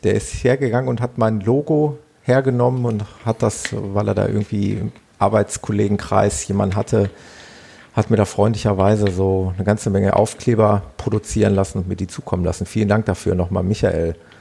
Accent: Ruhr area, North Rhine-Westphalia, Germany; accent: Ruhrpott; ob man mir das so anhört, dieses Ruhrpottlern

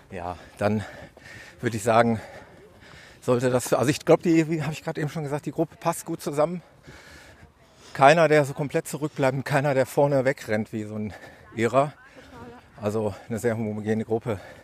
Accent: Ruhr area, North Rhine-Westphalia, Germany; im Ruhrpott äh, nahe meiner Heimat

